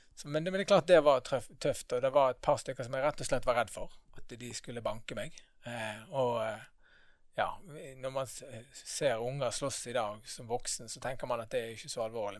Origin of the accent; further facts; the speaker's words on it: Bergen, Vestland, Norway; Født og oppvokst her i Bergen.